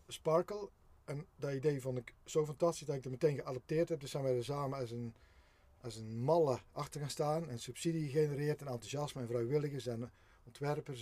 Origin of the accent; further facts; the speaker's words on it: Geffen, North Brabant, Netherlands; op dit moment zijn we op de, eigenlijk kan ik zeggen, mijn geboortegrond. Heel bijzonder. Mijn vader en moeder hebben hier vroeger een boerderijtje gerund